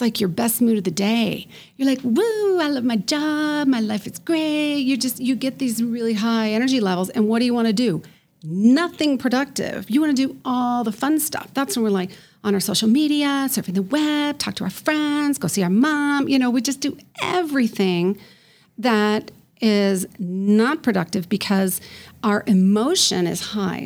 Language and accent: English; Colorado Springs, Colorado, United States; now in Denver, United States; I grew up in Colorado Springs on the Air Force Academy